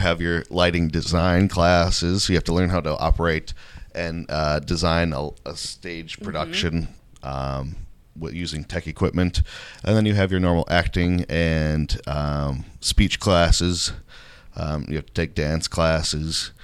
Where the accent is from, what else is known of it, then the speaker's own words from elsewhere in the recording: Menomonie, Wisconsin, United States; also born or lived in St. Paul, Minnesota; I grew up in Menominee, born and raised here.